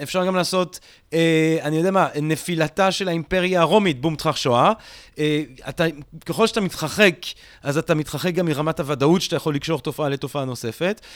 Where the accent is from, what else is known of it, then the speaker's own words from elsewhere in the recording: Belgium; now in Israel; אני גדלתי בבלגיה